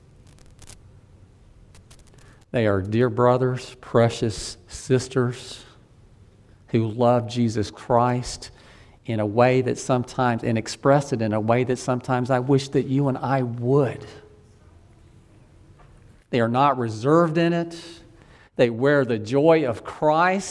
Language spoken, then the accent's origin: English; Deep South, United States; I grew up in the Deep South.